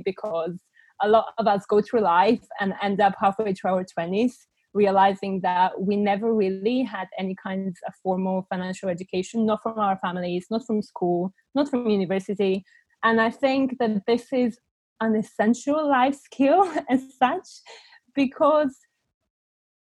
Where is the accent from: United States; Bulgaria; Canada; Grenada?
Bulgaria; English is a second language; moved away as an adult; now in United Kingdom; I was born and raised in Bulgaria, and I only moved to the UK when I was 19